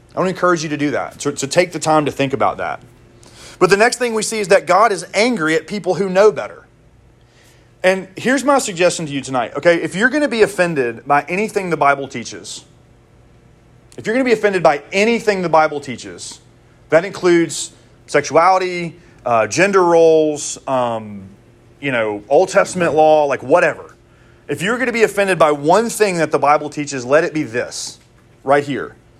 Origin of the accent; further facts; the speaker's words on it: Mississippi, United States; I'm from Mississippi